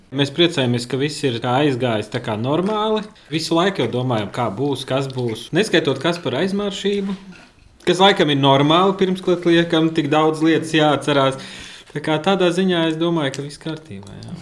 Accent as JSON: {"language": "Latvian", "town": "Jelgava", "country": "Latvia", "tie": "born or raised there", "also_born_or_lived": "Riga", "said": "es esmu dzimis audzis Jālgavā"}